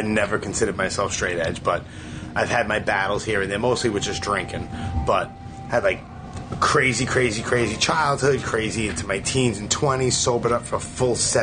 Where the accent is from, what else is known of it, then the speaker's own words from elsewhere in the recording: New York City, New York, United States; also born or lived in East Brunswick, New Jersey; Born and raised in Brooklyn.